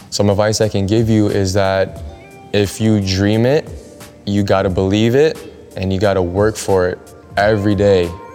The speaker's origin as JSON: {"language": "English", "town": "Los Angeles", "region": "California", "country": "United States", "tie": "born or raised there", "said": "growing up in Los Angeles, California."}